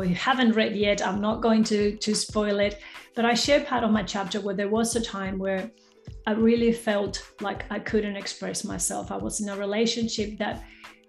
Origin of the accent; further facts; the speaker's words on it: Peru; accent: not 100% Australian; now in Western Australia, Australia; my accent is not 100% Australian. So I was born in South America, in Peru. So I've speak Spanish, I've learned American English, and I've been living in Australia for nearly 3 decades now.